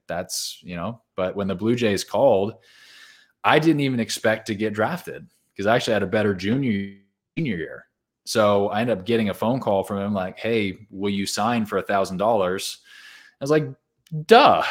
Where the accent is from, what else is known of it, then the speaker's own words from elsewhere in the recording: Southern California, United States; I grew up in Southern California